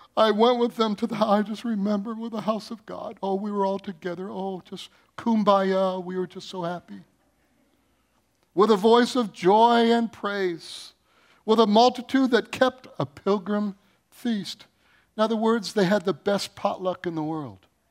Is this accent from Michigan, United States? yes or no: yes; Michigan, United States; I grew up in Michigan